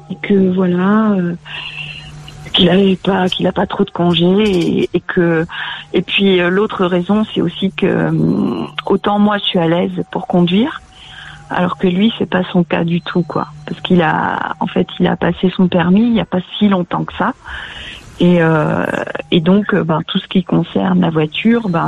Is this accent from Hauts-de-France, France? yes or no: no; Quimper, Brittany, France; Je suis née à Quimper, tu sais.